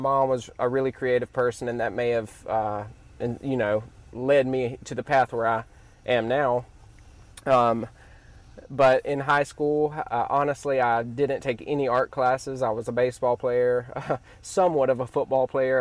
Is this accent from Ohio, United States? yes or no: no; Ellisville, Mississippi, United States; I grew up in Ellisville, Mississippi.